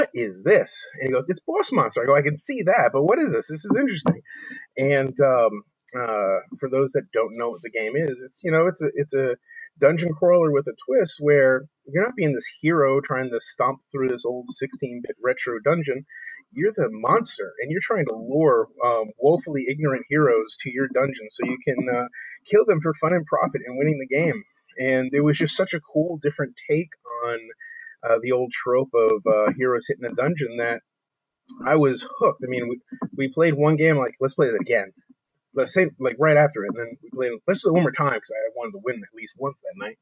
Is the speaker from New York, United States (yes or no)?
no; New Jersey, United States; I'm a kid from New Jersey